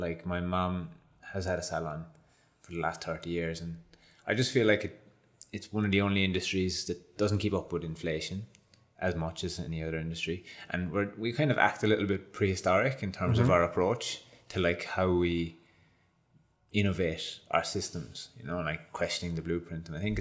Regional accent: Ireland; now in Australia; being Irish

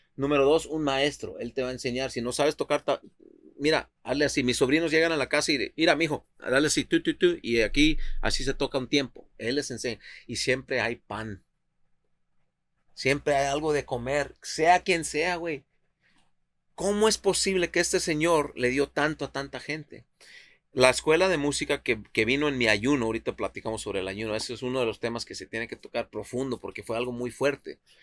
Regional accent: Tepic, Nayarit, Mexico; now in Seattle, United States; Mira, yo nací en Tepic, Nayarit, México. Nací en Tepic, Nayarit.

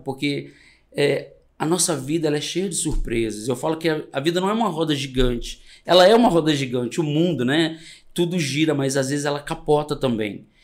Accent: Minas Gerais, Brazil; also born or lived in Espírito Santo; Eu venho de uma família muito simples, do interior do Espírito Santo, já divisa com Minas. Eu sou mineiro

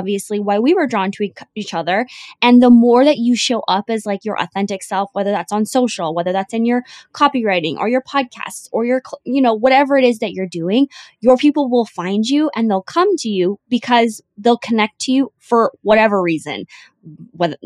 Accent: Canada; now in Vancouver, Canada; me living in Vancouver or me being Canadian

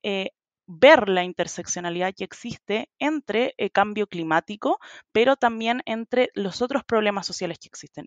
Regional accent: Chile; soy de Chile, de la organización 1.5

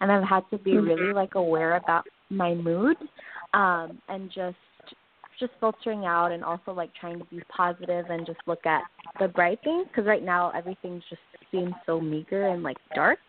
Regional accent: California, United States; I'm from California as well.

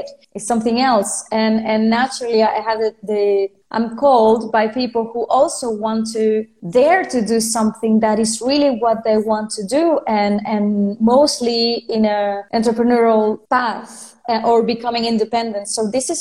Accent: Venezuela; first language Spanish; English is a second language; also born or lived in France; now in Spain; I'm from Venezuela. I lived in France. Now I'm living in Spain.

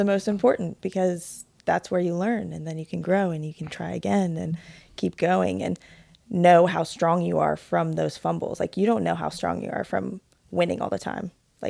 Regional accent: Ohio, United States; So I'm originally from Ohio.

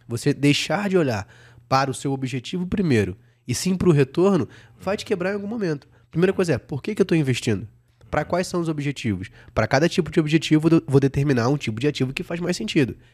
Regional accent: Rio de Janeiro, Brazil; now in São Paulo, Brazil; eu sou carioca, né? Então, assim, eu moro em São Paulo

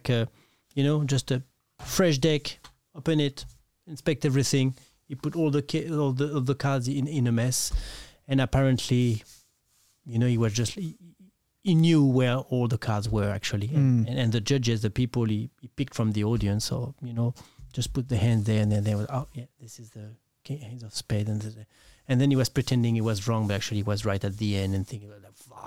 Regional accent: Nancy, Grand Est, France; English is a second language; now in New Zealand; I'm from Nancy

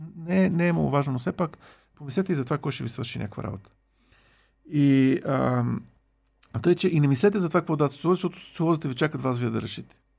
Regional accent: Bulgaria

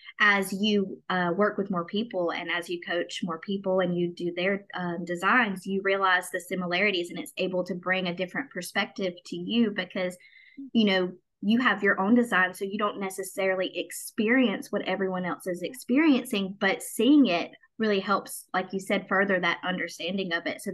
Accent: Southern United States, United States; Because I grew up in the South. I grew up in the Bible Belt and a very Christian-based area

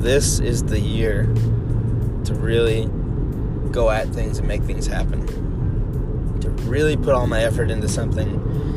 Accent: United States; I'm from America

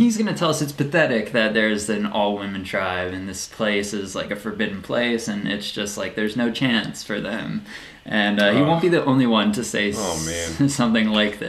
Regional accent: Olney, Maryland, United States; Olney, which is my hometown

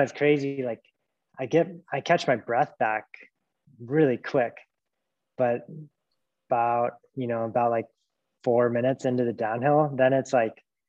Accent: Fairbanks, Alaska, United States; moved away as an adult; also born or lived in Montana; now in Anchorage, United States; I grew up in Fairbanks, and my older siblings Nordic skied

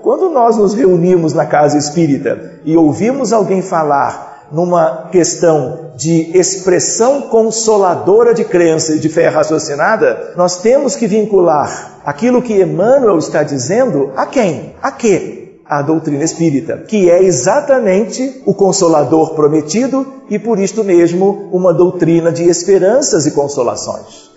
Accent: Brazil; como brasileiros, vamos acompanhando aspectos da história do Brasil desde os bancos escolares

